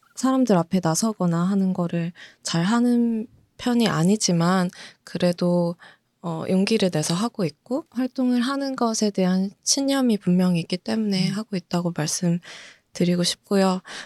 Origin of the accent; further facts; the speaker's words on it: South Korea; also born or lived in United States; 한국에 들어와서 초등학교, 중학교, 고등학교 다 졸업하고